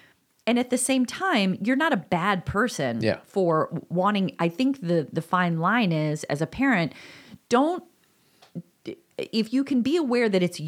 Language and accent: English; DeKalb, Illinois, United States; It's I grew up in DeKalb and that was a big symbol and it was everywhere.